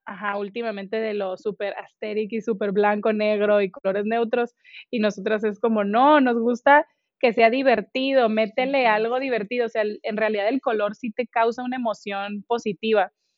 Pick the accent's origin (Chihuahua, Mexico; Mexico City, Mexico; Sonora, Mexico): Sonora, Mexico; Hermosillo; moved away as an adult; now in Monterrey, Mexico; Yo soy de Hermosillo, Sonora